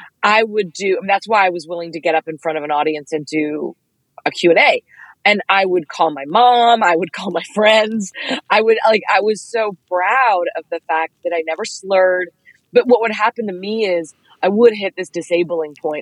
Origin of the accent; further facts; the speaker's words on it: Dallas, Texas, United States; I'm 5'2" and I'm from Dallas